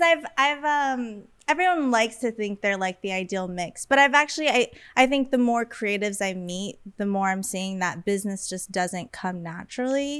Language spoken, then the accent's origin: English; Las Vegas, Nevada, United States; moved away as an adult; now in Los Angeles, United States; I b- was born and raised in Las Vegas, and I have been living in LA consistently since 2020.